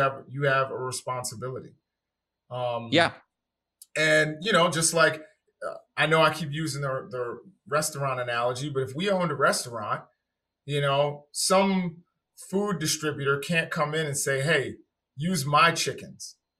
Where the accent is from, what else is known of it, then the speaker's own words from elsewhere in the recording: New York City, New York, United States; moved away; also born or lived in Washington, D.C.; I'm originally from New York City.